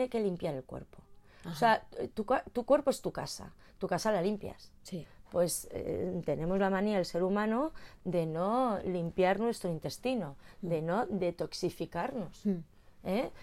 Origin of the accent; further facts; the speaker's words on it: Madrid, Community of Madrid, Spain; Yo soy de Madrid